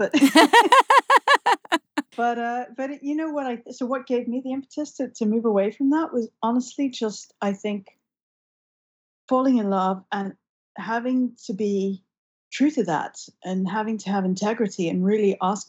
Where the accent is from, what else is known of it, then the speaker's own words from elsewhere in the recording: London, United Kingdom; Western cultures, where I was growing up in London